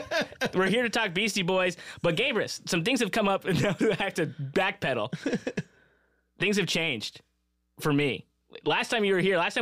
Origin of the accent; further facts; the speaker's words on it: Southern California, United States; I grew up in Southern California.